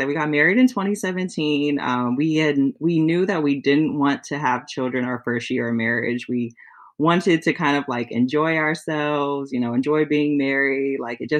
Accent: California, United States; moved away as an adult; now in Michigan, United States; I'm originally from California and he's from Michigan. So we live in Michigan now. I moved here when we got engaged.

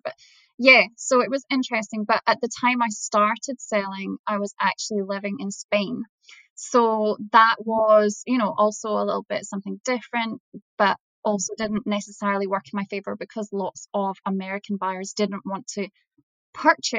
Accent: Scotland, United Kingdom; I'm from Scotland.

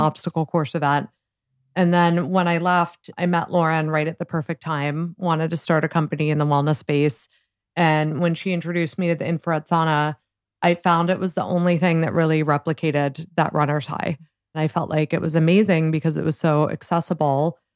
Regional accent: Columbus, Ohio, United States; moved away as an adult; also born or lived in Washington, D.C. / New York; I grew up in Columbus, Ohio

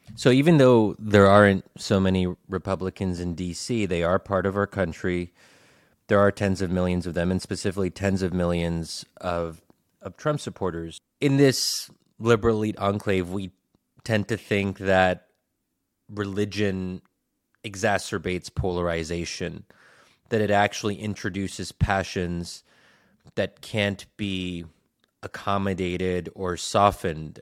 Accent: United States; growing up as an American Muslim

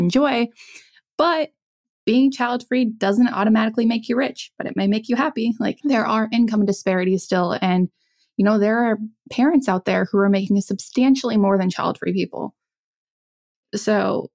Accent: South Dakota, United States; moved away; I grew up in South Dakota.

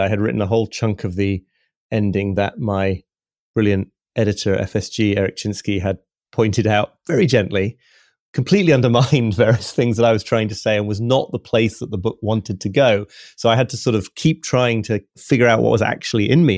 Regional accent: York, Yorkshire and the Humber, United Kingdom; York Minster in the, my hometown, which is just an hour or so away from here

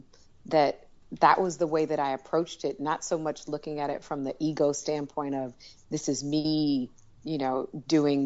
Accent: Detroit, Michigan, United States; moved away; also born or lived in Washington, D.C.; I grew up in Detroit. I went to school in D.C.

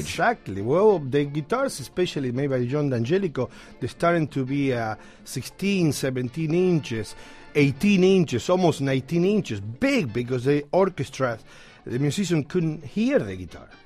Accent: Argentina; English is a second language; now in New York City, United States; I'm from Argentina

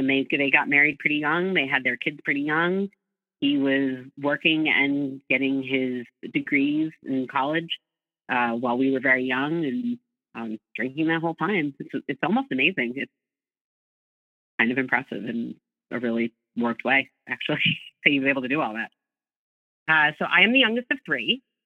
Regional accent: Northeast of the U.S., United States; I grew up in the Northeast of the U.S.

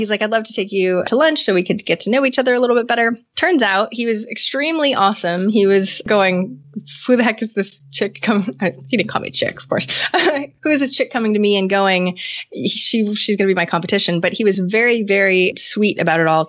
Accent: Maine, United States; moved away as an adult; I'm from Maine, but I moved back to Maine from getting a degree in computers and working in tech.

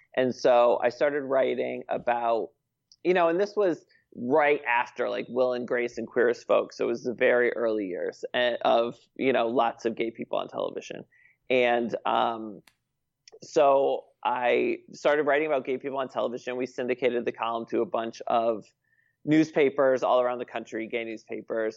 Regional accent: Connecticut, United States; moved away as an adult; now in United Kingdom; I am from the great state of Connecticut

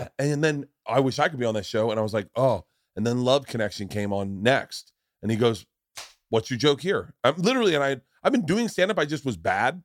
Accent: Tampa, Florida, United States; moved away; also born or lived in New York; we grew up together in Tampa

